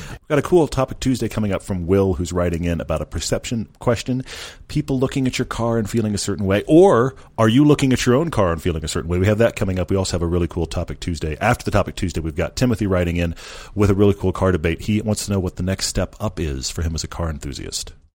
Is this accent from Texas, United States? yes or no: yes; Texas, United States; accent: drawl; moved away; I'm from Texas.